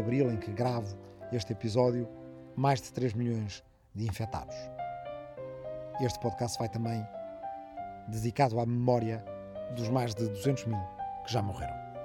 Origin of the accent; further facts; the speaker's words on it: Arrifana, Portugal; also born or lived in Azores; na minha aldeia natal de Arrifana